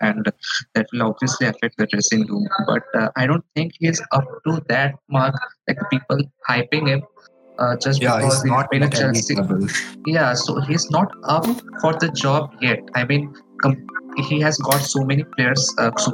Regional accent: Odisha, India; I'm from Odisha

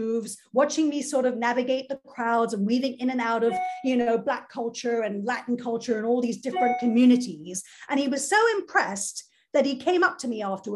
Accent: United Kingdom; moved away as an adult; also born or lived in London / Israel / Atlanta, Georgia / New York; I'm Jewish, you know, I'm a British Jew.

